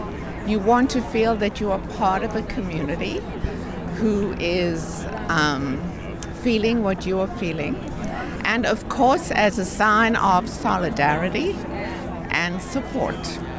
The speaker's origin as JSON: {"language": "English", "country": "Israel", "tie": "born or raised there", "moved": "yes", "lives_now": "United States", "said": "I'm Israeli born and an American citizen now."}